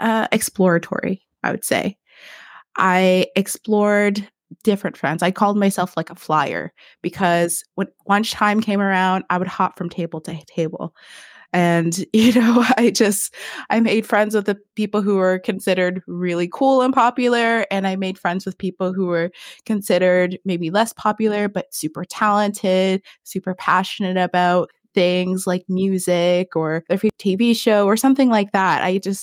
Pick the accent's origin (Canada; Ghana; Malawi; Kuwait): Canada; Oshawa, Ontario; also born or lived in Hamilton / Brampton / Mississauga / Etobicoke; I was born in Oshawa, Ontario. and then moved to Hamilton, lived in Brampton for a minute, lived in Mississauga, or actually made my way to Etobicoke and then back to Oshawa. So I spent my high school years in partly in Etobicoke and then partly in Oshawa.